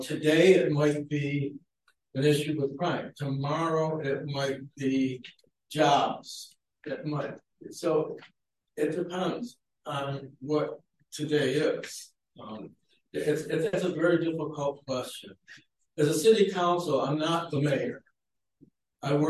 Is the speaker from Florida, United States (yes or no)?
no; Niagara Falls, New York, United States; moved away as an adult; I was born and raised in Niagara Falls, New York.